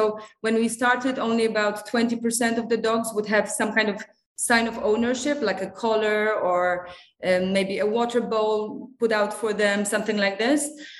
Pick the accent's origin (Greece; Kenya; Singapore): Singapore; also born or lived in Poland; I'm originally from Poland. I'm a vet who graduated from the Polish University in Warsaw. But I grew up in Asia, so I have a very strong bond to Asia. I grew up in Singapore.